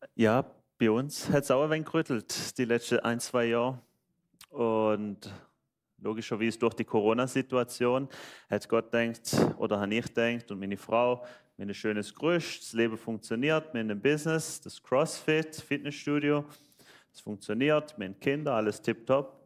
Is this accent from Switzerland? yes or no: yes; Switzerland; accent: Swiss dialect; Ich bin Schweizer, deswegen mein schöner Dialekt.